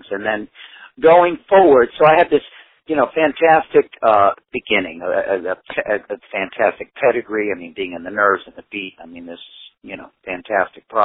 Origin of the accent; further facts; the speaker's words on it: United States; I didn't know any Spanish musicians, and, I, and I'm an American artist, so a Spanish band would, you know, didn't have as much cachet for me there. I'm an American artist, so they want to see me with an American band.